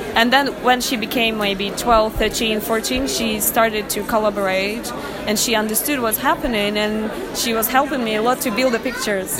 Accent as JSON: {"language": "English", "country": "Russia", "second_language": "English", "moved": "yes", "said": "I'm originally Russian"}